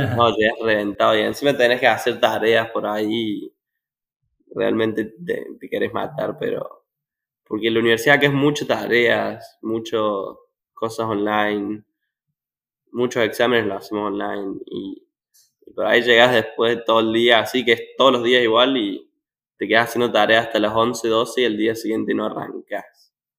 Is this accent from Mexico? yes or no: no; Córdoba, Argentina; moved away as an adult; now in Arkansas, United States; yo soy de Córdoba